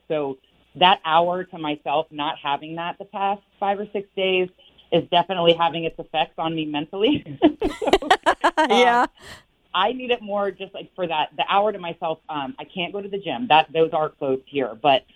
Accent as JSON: {"language": "English", "town": "Westerville", "region": "Ohio", "country": "United States", "tie": "born or raised there", "moved": "yes", "lives_now": "Northern Virginia, United States", "said": "I'm actually in Northern Virginia, right outside D.C., but I grew up in Westerville, Ohio."}